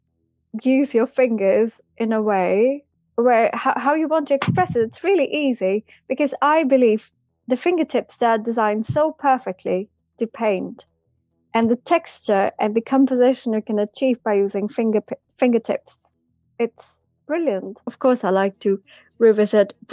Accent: Pakistan; moved away

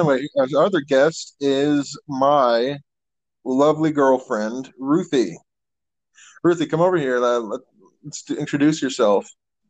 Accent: eastern Arkansas, United States; also born or lived in Fayetteville, Arkansas; And we are both from Arkansas, the eastern part of the state.

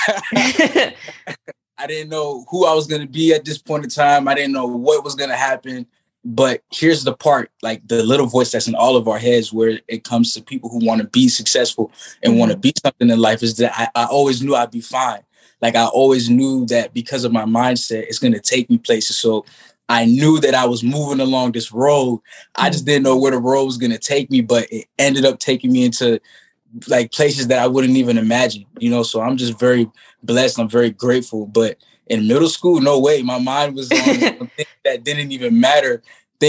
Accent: Miami, Florida, United States; also born or lived in Jamaica; I grew up here in Miami

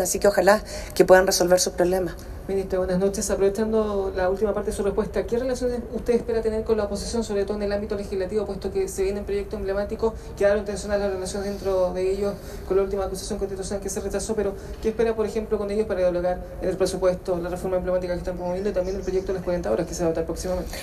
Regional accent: Chile; como chilenos

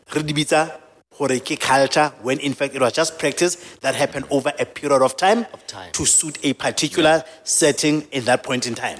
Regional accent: Soweto, Gauteng, South Africa; also born or lived in a village; I grew up in a village. I was born in a village, I've, and the dynamics are different, and the gender dynamics are different. And I've grew, I grew up in Soweto, which is a township.

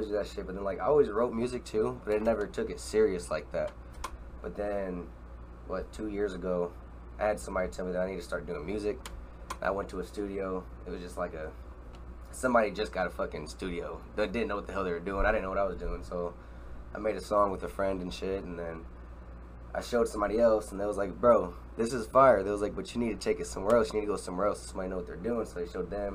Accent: Omaha, Nebraska, United States; From Omaha, Nebraska. Grew up here

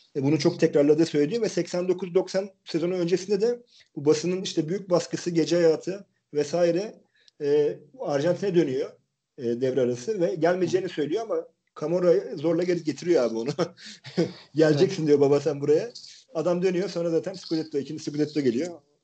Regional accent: Turkey; biz söyledik işte Türk'üz diye.

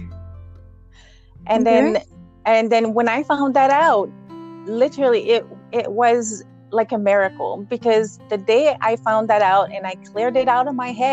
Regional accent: Quebec, Canada; now in Alberta, Canada; I grew up in Quebec, we had a 9-acre raspberry farm

